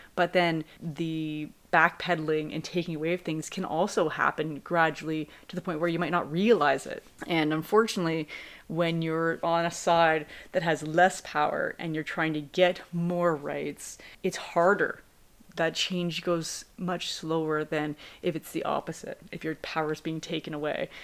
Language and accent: English; Canada; we are also Canadian